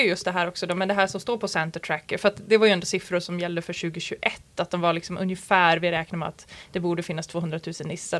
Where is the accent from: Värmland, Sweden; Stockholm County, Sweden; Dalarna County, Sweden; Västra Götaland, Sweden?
Dalarna County, Sweden; Malung; Jag kommer ju från Malung